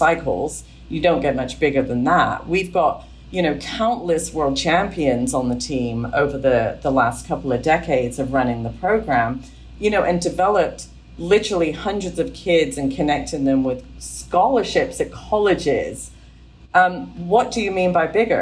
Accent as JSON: {"language": "English", "region": "England", "country": "United Kingdom", "tie": "born or raised there", "said": "I grew up in England with a strong work ethic"}